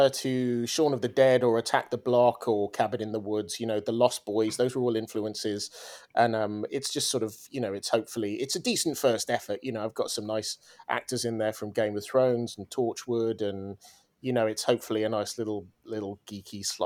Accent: Swansea, Wales, United Kingdom; I am from Swansea in Wales in the UK. I'm a proud Welshman. I don't sound Welsh because my parents are English

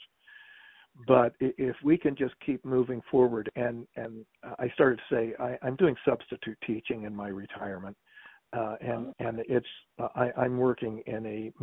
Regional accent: West Virginia, United States; I grew up in West Virginia.

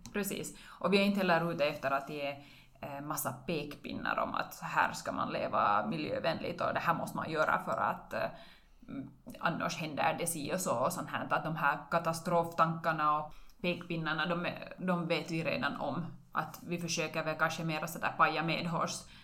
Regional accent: Karis, Uusimaa, Finland; now in Vörå, Finland; Jag är bosatt i Vörå, men jag är hemma från Karis.

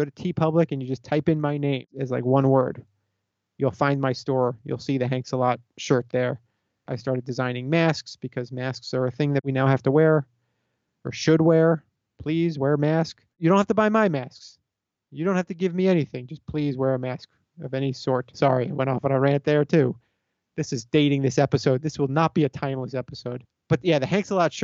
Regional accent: South Florida, United States; I grew up in South Florida.

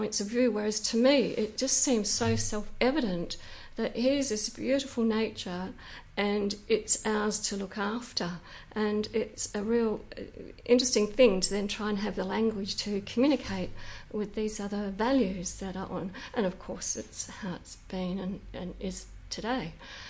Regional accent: Western Australia, Australia; thinking back into the hills here, into an orchard.

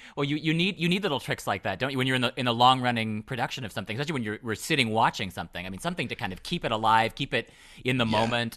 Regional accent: United States; I as an American

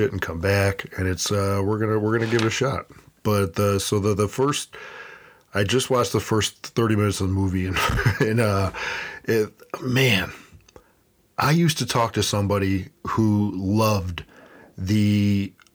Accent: Buffalo, New York, United States; I currently live and where Buffalo is my hometown

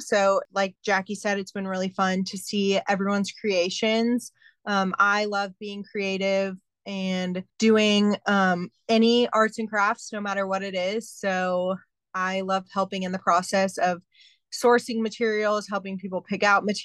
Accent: San Antonio, Texas, United States; also born or lived in St. Louis / Kansas; I was actually born in the Midwest in St. Louis, but have grown up and lived my whole life in San Antonio

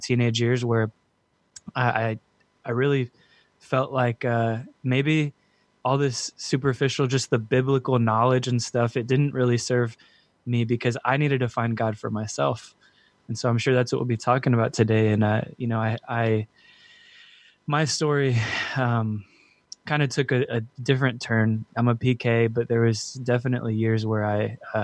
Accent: San Antonio, Texas, United States; I'm from San Antonio, Texas, born and raised

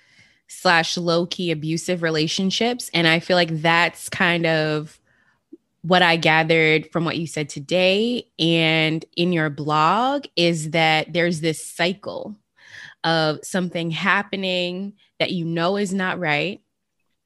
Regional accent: Las Vegas, Nevada, United States; I'm from Las Vegas, the city of sin

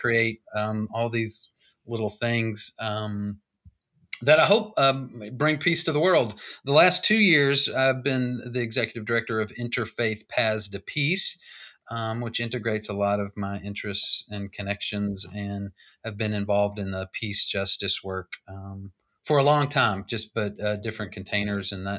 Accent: Nashville, Tennessee, United States; moved away as an adult; also born or lived in Southeastern United States; now in Louisville, United States; I was born in Nashville, and I've kind of lived in the southeast part of the world all of my life

